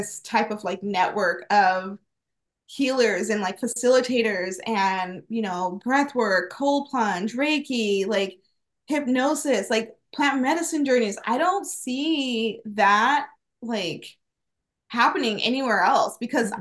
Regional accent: Phoenix, Arizona, United States; also born or lived in Wisconsin; I was raised here in Phoenix. I was born in Wisconsin, but raised here.

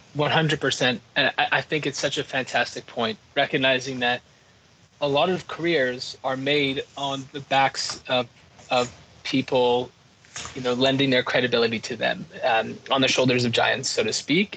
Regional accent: Quebec, Canada; I'm from Quebec

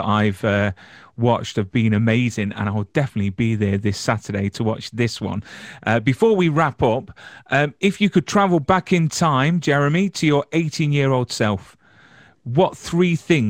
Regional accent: England, United Kingdom; I'm English.

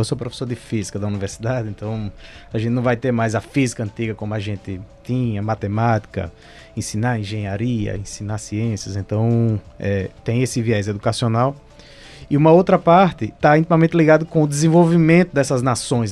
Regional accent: Northeast Region, Brazil; moved away as an adult; now in Manaus, Brazil; Eu, particularmente, sou no Nordeste, o sotaque não me deixa mentir

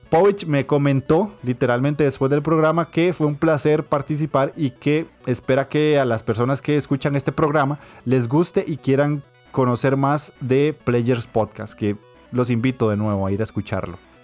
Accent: Costa Rica; yo soy obviamente de Costa Rica

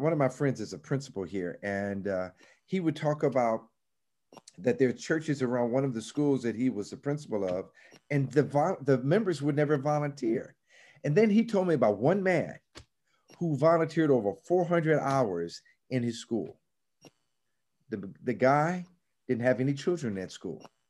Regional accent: Chicago, Illinois, United States; I grew up in Chicago, but I grew up in an era where we would still have segregated housing

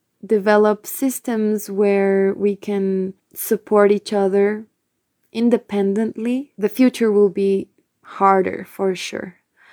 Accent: Quito, Pichincha, Ecuador; English is a second language; from Quito, Ecuador, from the band … I also have a personal project called

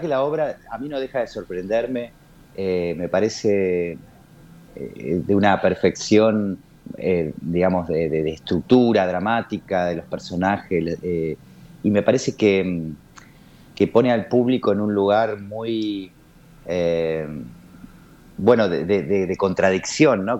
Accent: Argentina; como argentinos, latinoamericanos

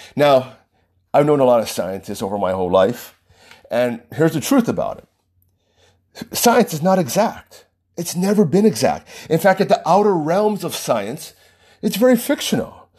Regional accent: United States; just by the nature of being American

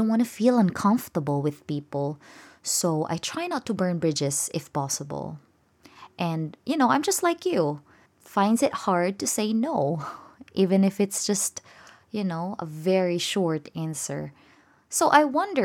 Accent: Philippines; I'm a Filipino

